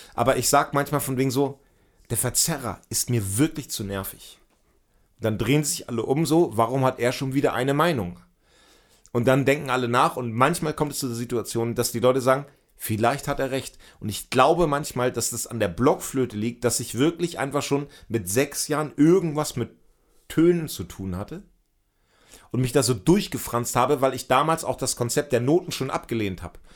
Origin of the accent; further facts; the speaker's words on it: Hemmoor, Lower Saxony, Germany; moved away; da, wo ich herkomme, so Ecke Cuxhaven, richtig Land auch